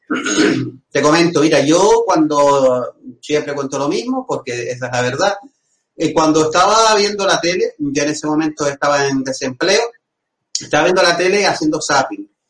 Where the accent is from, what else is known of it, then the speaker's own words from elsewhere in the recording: Agaete, Canary Islands, Spain; now in Las Palmas de Gran Canaria, Spain; de mi pueblo, Agaete